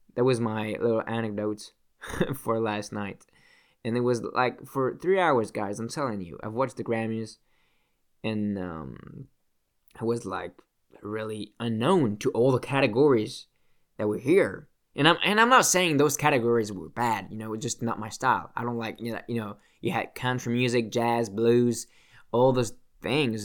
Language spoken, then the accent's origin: English; Canada; I'm Canadian